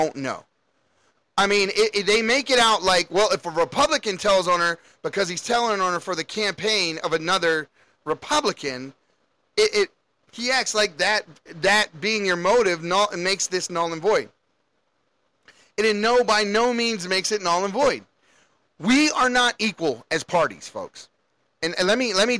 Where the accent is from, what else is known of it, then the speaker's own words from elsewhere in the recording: Baltimore, Maryland, United States; I grew up in Baltimore